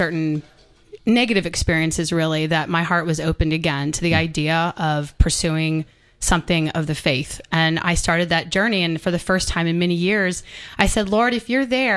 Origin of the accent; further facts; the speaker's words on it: Atlanta, Georgia, United States; I actually am born and raised in Atlanta